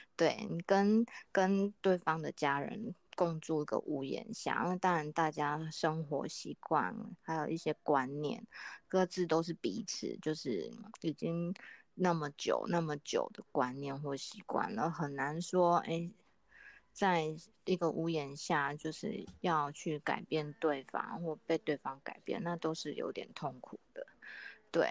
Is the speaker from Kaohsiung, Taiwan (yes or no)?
yes; Kaohsiung, Taiwan; 我是来自高雄的